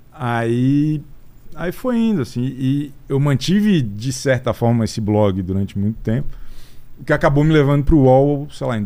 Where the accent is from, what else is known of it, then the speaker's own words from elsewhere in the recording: Florianópolis, Santa Catarina, Brazil; moved away as an adult; now in São Paulo, Brazil; Eu nasci em São Paulo, mas vivi a vida inteira em. A vida inteira. Até os 25 em Florianópolis.